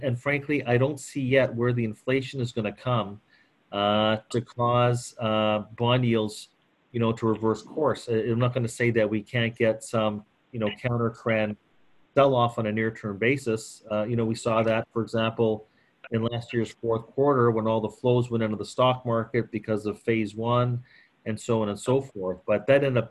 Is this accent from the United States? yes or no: no; Canada; I'm Canadian